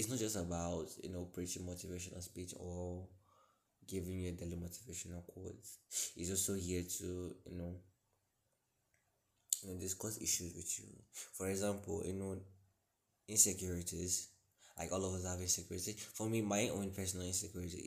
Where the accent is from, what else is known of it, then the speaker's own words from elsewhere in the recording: Imo, Nigeria; also born or lived in Lagos; I'm from a state in Nigeria called Imo State